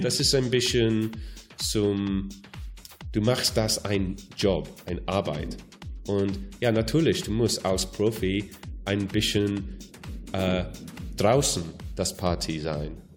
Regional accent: Wales, United Kingdom; German is a second language; moved away; ich komme aus Wales

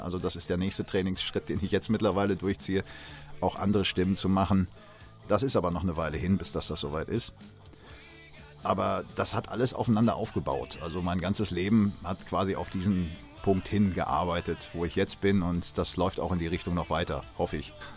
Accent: Sauerland, North Rhine-Westphalia, Germany; bei uns im Sauerland

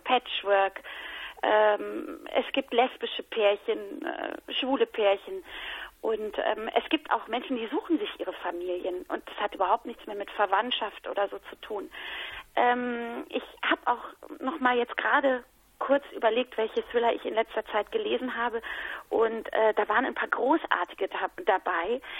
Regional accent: Hesse, Germany; also born or lived in Mannheim / Cologne; weil ich ja in Hessen groß geworden bin

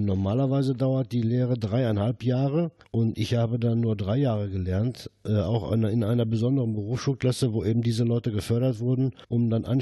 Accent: Herten, North Rhine-Westphalia, Germany; born there; Ich bin äh, 1952 hier in Herten geboren. Meine Eltern und Großeltern waren schon mit dem Bergbau verbunden

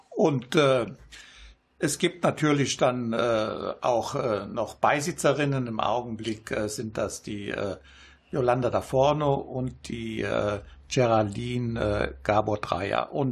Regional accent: Italy; now in Germany; Ja, bis jetzt ganz gut, nur komme ich selten nach Italien jetzt

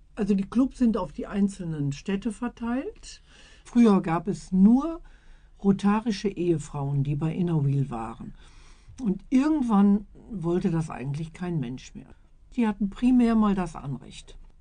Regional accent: Iserlohn, North Rhine-Westphalia, Germany; also born or lived in Letmathe; Ich bin in Iserlohn geboren

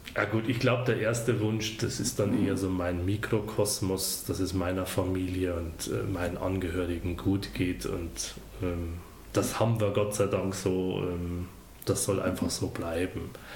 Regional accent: Deggendorf, Bavaria, Germany; moved away as an adult; also born or lived in Ostwestfalen; now in Gütersloh, Germany; wie man es hört, bin ich nicht von hier. Ich komme gebürtig aus Bayern.

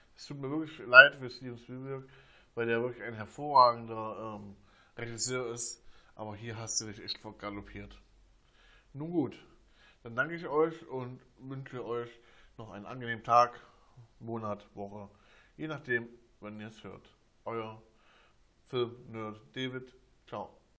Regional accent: Germany; bei uns in Deutschland

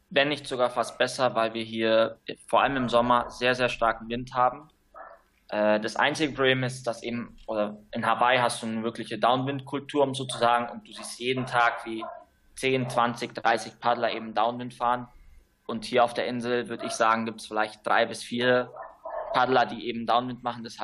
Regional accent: Canary Islands, Spain; Ich bin hier auf Gran Canaria aufgewachsen und auch hier geboren meine Eltern sind vor ungefähr 25 Jahren hier ausgewandert, um eine Surfschule zu, zu leiten.

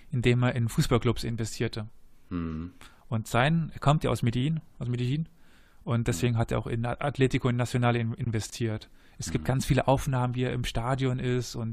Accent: Cologne, North Rhine-Westphalia, Germany; Ja, als das Kölner muss man

